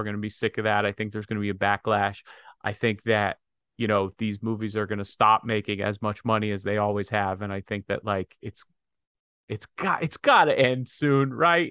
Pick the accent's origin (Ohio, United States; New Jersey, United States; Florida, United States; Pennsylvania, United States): Pennsylvania, United States; some idiot that I grew up with in Pennsylvania